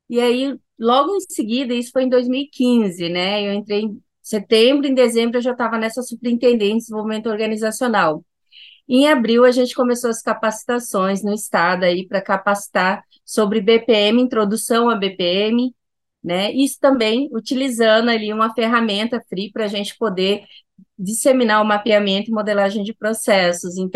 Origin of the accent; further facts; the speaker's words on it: Cuiabá, Mato Grosso, Brazil; sou de Cuiabá, Mato Grosso